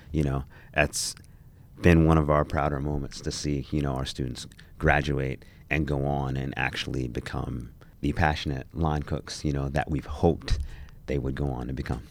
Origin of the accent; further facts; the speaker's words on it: New Jersey, United States; I grew up in New Jersey.